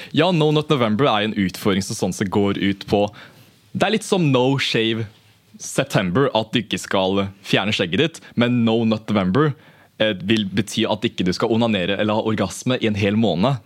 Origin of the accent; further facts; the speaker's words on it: Norway; jeg har jo sånn som blitt oppvokst i den norske kulturen, antar jeg, da, i og med at jeg har gått på barneskole i Norge, gått på ungdomsskole, videregående